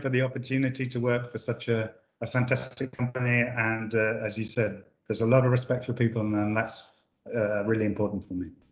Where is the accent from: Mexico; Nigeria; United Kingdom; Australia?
United Kingdom; moved away as an adult; now in Italy; I'm not actually Italian. I was born in the UK. I moved here 30 years ago, and I've never moved away.